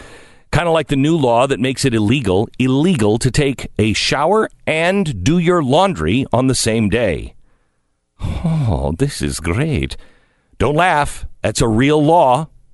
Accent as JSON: {"language": "English", "town": "Seattle", "region": "Washington", "country": "United States", "tie": "born or raised there", "lives_now": "Los Angeles, United States", "said": "As I grew up in Seattle, Washington, I always wanted to live in California."}